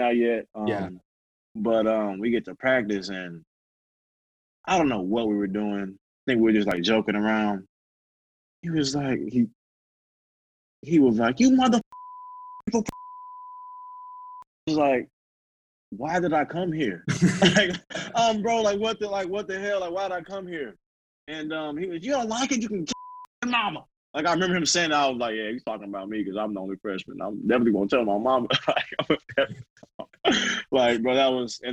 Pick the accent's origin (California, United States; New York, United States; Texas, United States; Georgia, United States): Texas, United States; Houston; It's my hometown